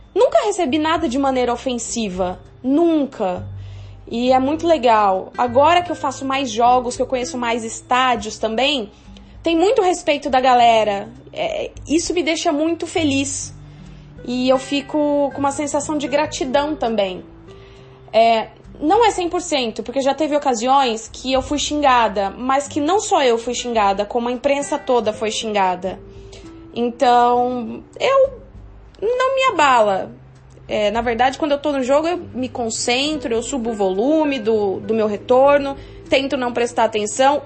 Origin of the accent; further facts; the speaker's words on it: São João da Boa Vista, São Paulo, Brazil; moved away; Sou de São João da Boa Vista